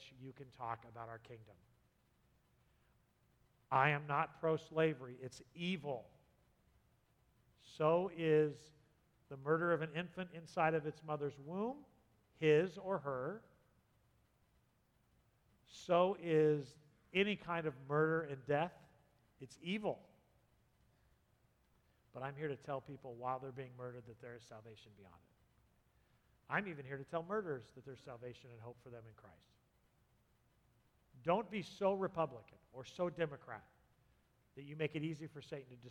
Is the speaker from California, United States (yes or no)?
yes; San Diego, California, United States; moved away; I grew up in San Diego, the southern part